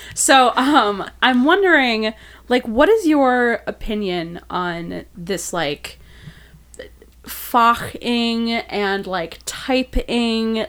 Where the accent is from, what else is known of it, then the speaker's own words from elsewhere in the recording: Milwaukee, Wisconsin, United States; now in Chicago, United States; I'm from Milwaukee